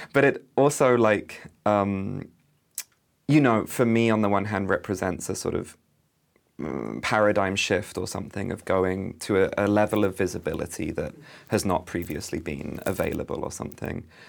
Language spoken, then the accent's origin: English; United Kingdom; also born or lived in London; as a British artist who lived in London, studied in London